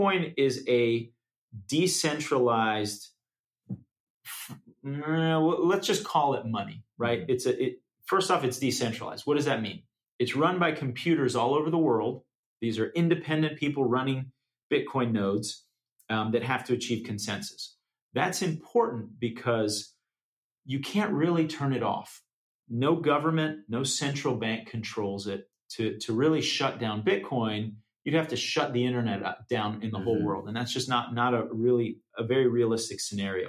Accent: United States; as an American

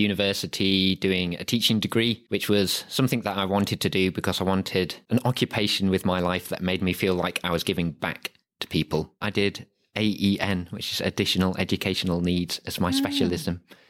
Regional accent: Harrogate, Yorkshire and the Humber, United Kingdom; I was born and raised in Harrogate.

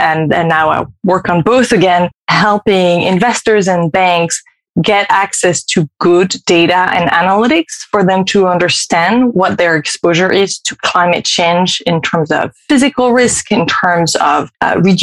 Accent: France; moved away as an adult; also born or lived in California, United States; now in Paris, France; I am French. I've been living in the US, primarily in California for the past 15 years, but we've just resettled in France for a year.

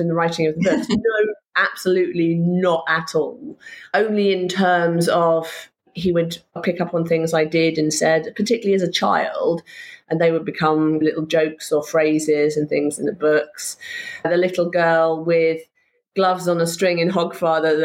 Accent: Somerset, South West England, United Kingdom; also born or lived in Wiltshire; I spent a lot of my time in Somerset. It was a very rural existence

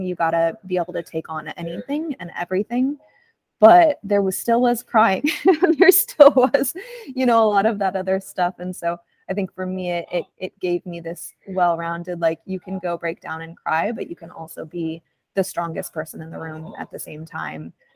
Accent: Arizona, United States; moved away as an adult; now in Southern California, United States; I grew up in Arizona

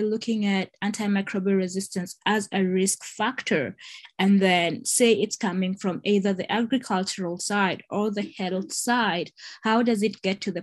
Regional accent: Kenya; moved away as an adult; now in United States; someone who hails from Africa, I come from Kenya.

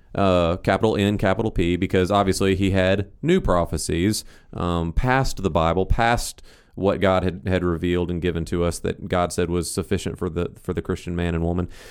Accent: Northeast Ohio, United States; I grew up in Northeast Ohio

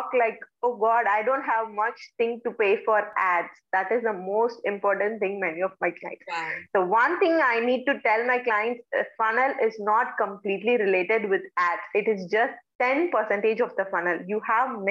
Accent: India; I'm from India.

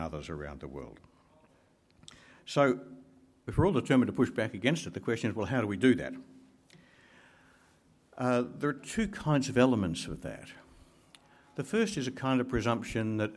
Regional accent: Canberra, Australian Capital Territory, Australia; I'm from Canberra

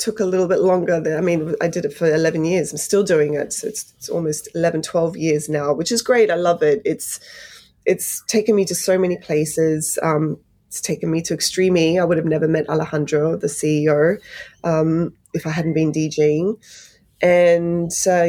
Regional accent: Sydney, New South Wales, Australia; also born or lived in Poland / London; now in United Kingdom; I grew up in Bankstown for the first half of my life, which is quite an immigrant heavy area in Sydney.

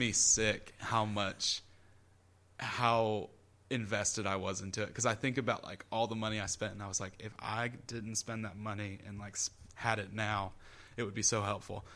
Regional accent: Columbia, South Carolina, United States; I'm from Columbia

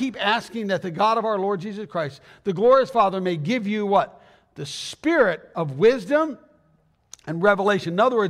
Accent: Arizona, United States; moved away as an adult; I mean, I came from Arizona, Southern Arizona, back in 1987.

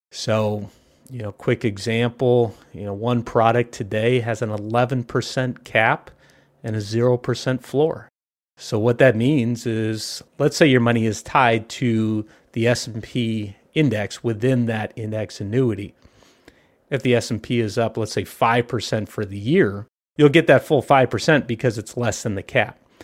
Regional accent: Southern California, United States; I grew up here in Southern California.

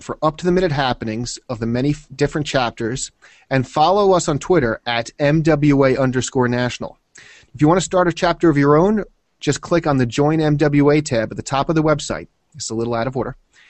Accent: New York, United States; I thought it was great, but I'm from New York, so.

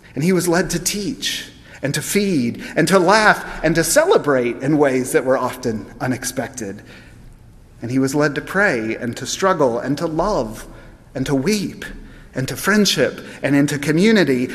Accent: United States; as American Christians

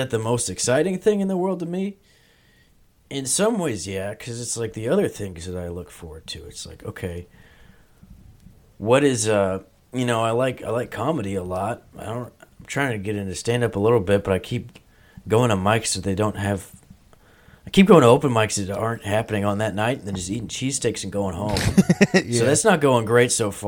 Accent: Peaster, Texas, United States; I was from Peaster, Texas

